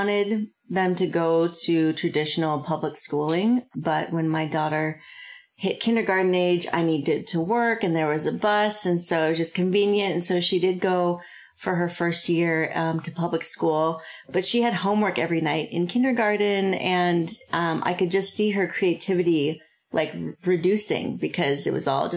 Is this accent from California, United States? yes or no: yes; Southern California, United States; moved away as an adult; also born or lived in Orange County, California / Maui, Hawaii / Argentina / Italy; now in Grants Pass, United States; growing up in Southern California